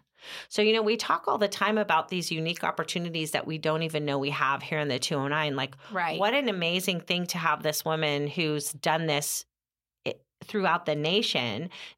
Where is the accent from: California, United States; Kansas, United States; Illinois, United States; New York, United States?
California, United States; Oakdale; born or raised there